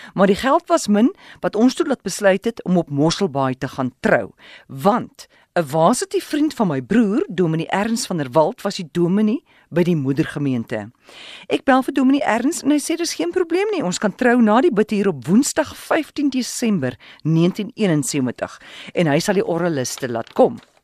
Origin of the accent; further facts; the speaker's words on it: Willowmore, Eastern Cape, South Africa; moved away as an adult; also born or lived in Port Elizabeth; my tuisdorp Willowmore in die Ooskaap